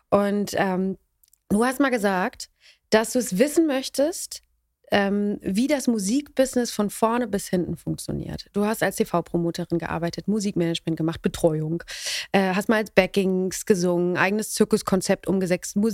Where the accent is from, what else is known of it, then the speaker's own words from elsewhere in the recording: Bochum, North Rhine-Westphalia, Germany; moved away as an adult; now in Berlin, Germany; ich bin aufgewachsen in Bochum.